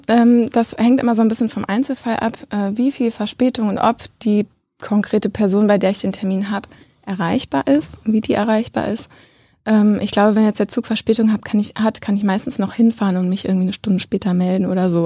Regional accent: Bochum, North Rhine-Westphalia, Germany; moved away as an adult; also born or lived in Witten / Frankfurt (Oder); now in Berlin, Germany; ich komme äh, aus dem Ruhrgebiet. Ich bin in Bochum und Witten aufgewachsen

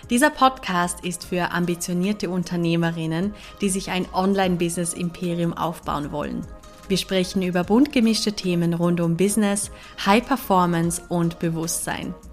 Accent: Vorarlberg, Austria; Also, ich bin ja in Westösterreich aufgewachsen. Das Bundesland heißt Vorarlberg. Ich bin in Alltag aufgewachsen.

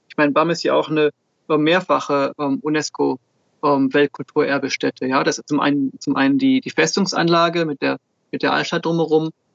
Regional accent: Switzerland; now in Germany; Ich bin in der Schweiz geboren

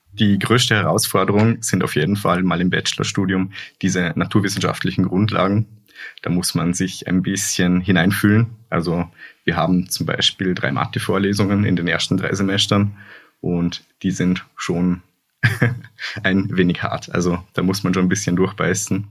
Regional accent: Hohenems, Vorarlberg, Austria; moved away as an adult; now in Linz, Austria; ich komme ja aus Hohenems, aus Vorarlberg

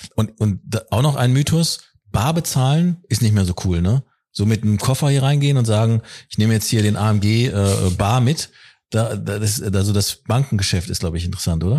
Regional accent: Ruhr area, North Rhine-Westphalia, Germany; Jetzt sind wir in meiner Heimat. Da freue ich mich im Ruhrgebiet

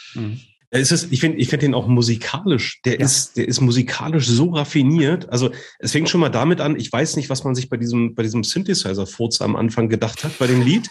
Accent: Germany; accent: Berlin-Brandenburg dialect; echter Berliner Funzkerl oder, oder vielleicht auch Brandenburger, das weiß man bei unserem Dialekt immer nicht so richtig, ob der jetzt aus Berlin oder aus dem Umland kommt

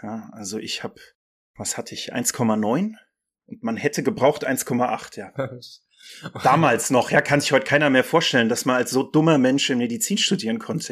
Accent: Mainz, Rhineland-Palatinate, Germany; das schöne Mainz ist meine Heimat und meine Lieblingsstadt.

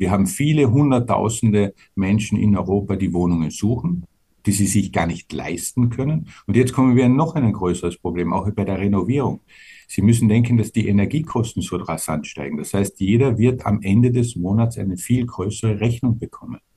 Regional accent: Austria; wir auch als Österreicher

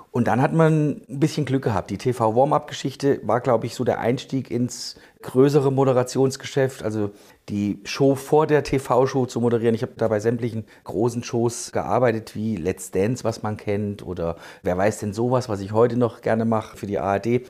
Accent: Thuringia, Germany; ich komme aus Thüringen

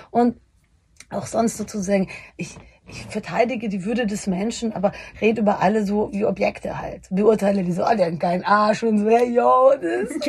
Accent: Bavaria, Germany; Aber auch äh, Homosexualität war damals noch, ich komme aus Bayern, das müssen wir schon noch so ein bisschen, das ist voll okay

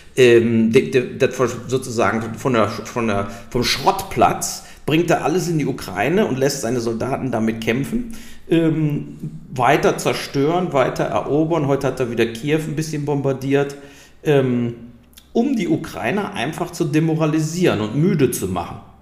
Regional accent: Germany; wir als Deutsche

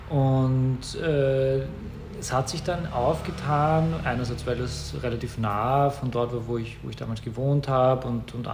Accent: Vienna, Austria; ich bin äh, in, in, in Wien geboren und aufgewachsen, ähm, bin, äh, hier die, die, die Schule besucht.

